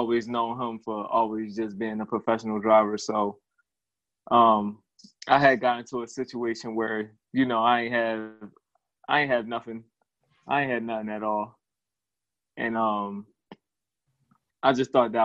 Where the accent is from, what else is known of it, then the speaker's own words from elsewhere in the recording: Philadelphia, Pennsylvania, United States; I was born on the West Side of Philly. Grew up over there. Then moved to the county later on